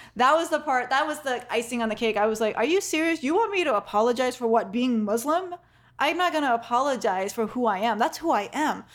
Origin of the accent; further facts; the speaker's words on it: Kenya; I'm not even from the Middle East. I'm from Kenya